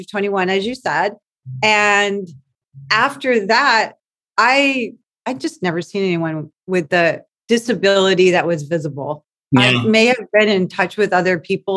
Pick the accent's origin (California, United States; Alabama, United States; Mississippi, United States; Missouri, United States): California, United States; West Covina; I grew up in West Covina